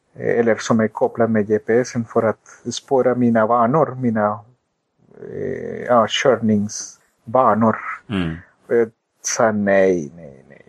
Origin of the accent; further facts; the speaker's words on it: Colombia; Swedish is a second language; also born or lived in Sweden; now in United States; sedan jag föddes i Colombia